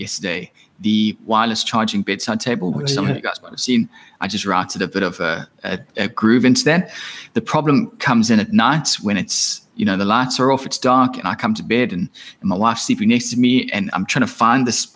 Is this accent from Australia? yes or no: yes; Australia; as an Australian